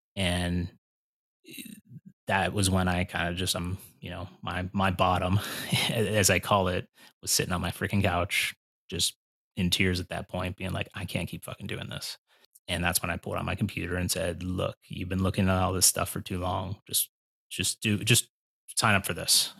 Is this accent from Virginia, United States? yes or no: no; Pennsylvania, United States; moved away as an adult; now in Cleveland, United States; I'm from Pennsylvania